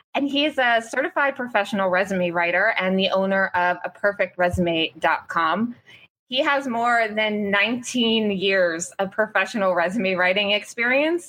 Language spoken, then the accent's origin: English; Cole Harbour, Nova Scotia, Canada; Cole Harbor, my hometown